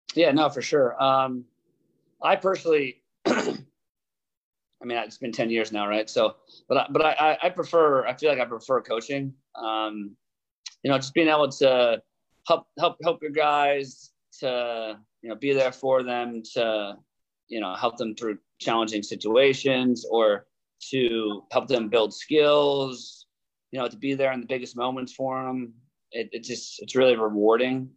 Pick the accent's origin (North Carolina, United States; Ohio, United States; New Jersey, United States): New Jersey, United States; 30 minutes from Blair; moved away as an adult; now in Ithaca, United States; my hometown is only 30 minutes from Blair